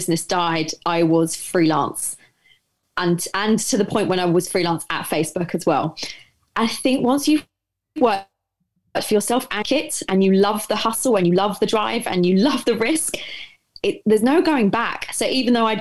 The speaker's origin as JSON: {"language": "English", "region": "London", "country": "United Kingdom", "tie": "born or raised there", "said": "I grew up in Essex in East London. Well, North East London, depending on where you are."}